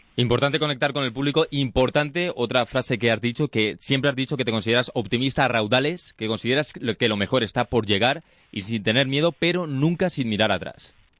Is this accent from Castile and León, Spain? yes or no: no; Valencia, Valencian Community, Spain; yo soy de Valencia